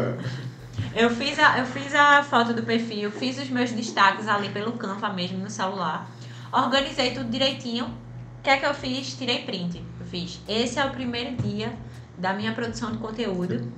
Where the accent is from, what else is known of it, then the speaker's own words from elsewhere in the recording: Recife, Pernambuco, Brazil; de Recife para o mundo